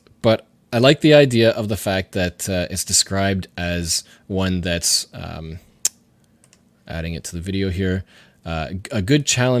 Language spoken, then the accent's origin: English; Canada; which I thought was a really interesting, as a Canadian, idea.